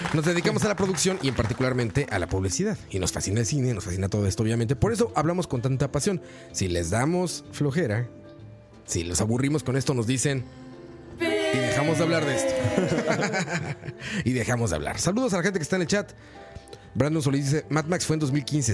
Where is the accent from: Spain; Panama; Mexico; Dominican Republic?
Mexico; now in Costa Rica; mi país de origen, México